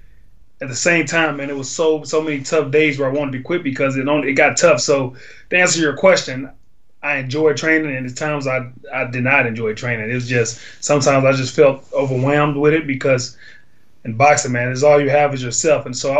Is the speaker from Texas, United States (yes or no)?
yes; Dallas, Texas, United States; also born or lived in Chicago; I grew up in Dallas and Chicago.